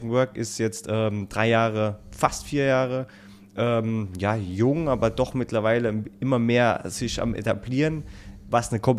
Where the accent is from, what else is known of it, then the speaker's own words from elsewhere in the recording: Rhineland-Palatinate, Germany; now in Northern Germany; dass ich als Pfälzer hierher kommen darf in der hohen Norden.